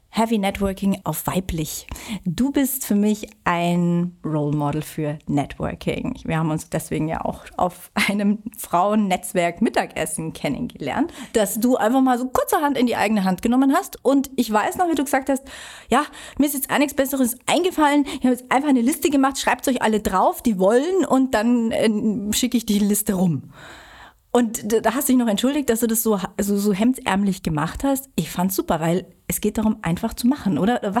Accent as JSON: {"language": "German", "town": "Munich", "region": "Bavaria", "country": "Germany", "tie": "born or raised there", "said": "Es gibt ja nicht mehr so viele Einheimische in München. Beide geboren in München und deswegen können wir heute auch dass das gerne ein bisschen querbt machen."}